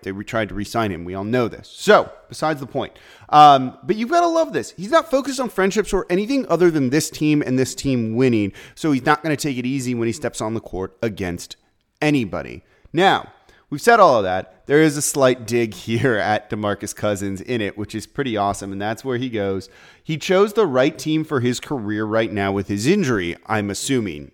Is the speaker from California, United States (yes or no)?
yes; Los Angeles, California, United States; now in New Orleans, United States; I'm from Los Angeles, grew up a huge Laker fan